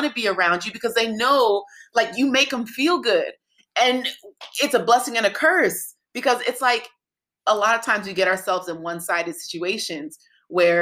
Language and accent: English; Nigeria; being Nigerian